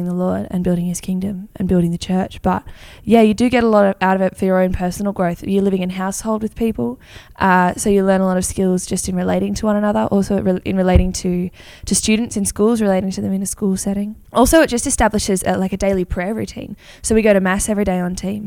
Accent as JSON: {"language": "English", "town": "Engadine", "region": "New South Wales", "country": "Australia", "also_born_or_lived": "Perth", "moved": "yes", "said": "I'm from Ingadine originally"}